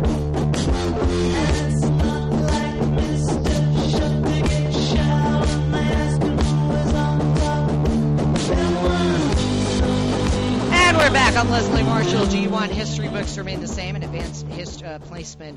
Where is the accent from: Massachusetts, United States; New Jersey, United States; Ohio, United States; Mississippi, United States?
Massachusetts, United States; Somerset; moved away as an adult; also born or lived in Fall River, Massachusetts / Boston, Massachusetts; I'm from Massachusetts, okay? I was born in Fall River, grew up in Somerset, educated in Boston